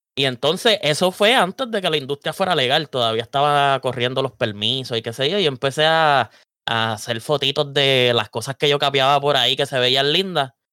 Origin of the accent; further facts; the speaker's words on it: Vega Alta, Puerto Rico; Yo soy de Vega Alta